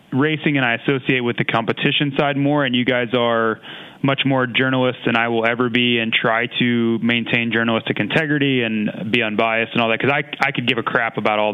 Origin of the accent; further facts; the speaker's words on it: United States; I was American over there